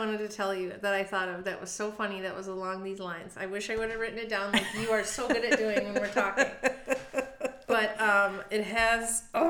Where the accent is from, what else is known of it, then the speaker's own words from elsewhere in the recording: California, United States; born there; I was born in California.